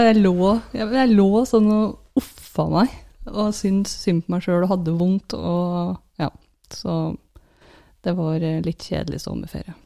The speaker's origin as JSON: {"language": "Norwegian", "country": "Norway"}